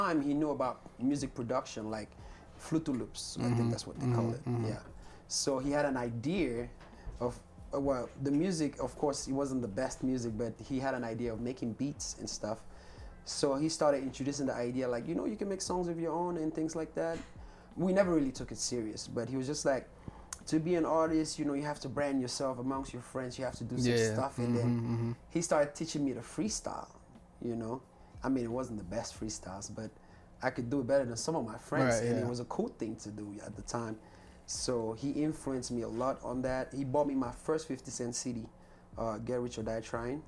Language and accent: English; Cameroon; first language Cameroonian Pidgin English; English is a second language; now in United States; growing up in Cameroon, we didn't really have, like, access to the internet